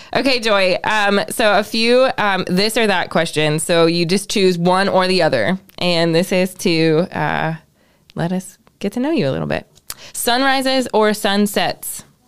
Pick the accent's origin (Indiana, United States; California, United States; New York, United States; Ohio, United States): Ohio, United States; I grew up in Ohio